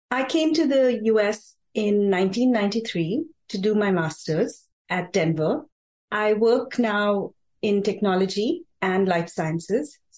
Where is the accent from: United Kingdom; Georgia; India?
India; also born or lived in Cochin / Bombay / Delhi; my father was in the Indian Navy. So we kept traveling to different places and we lived in different places like Cochin, Bombay, Delhi. But every Diwali, we would go back to my hometown